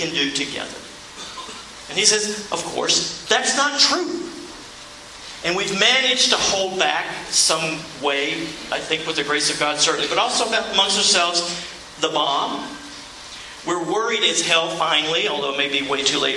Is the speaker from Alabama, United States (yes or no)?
yes; Alabama, United States; I'm from Alabama